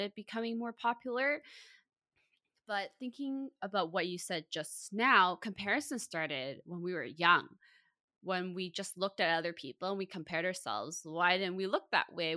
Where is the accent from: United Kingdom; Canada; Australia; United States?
Canada; Vancouver, British Columbia; born and raised in Vancouver